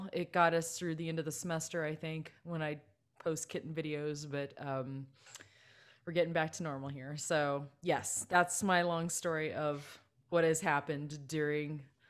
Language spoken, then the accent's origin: English; Bellflower, California, United States; born there; Okay, so I was born in January 1981 in Los Angeles County in a city called Bellflower.